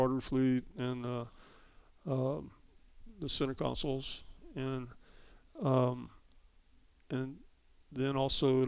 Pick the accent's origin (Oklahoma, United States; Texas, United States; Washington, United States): Texas, United States; we're from Texas. We got to do things a little bit bigger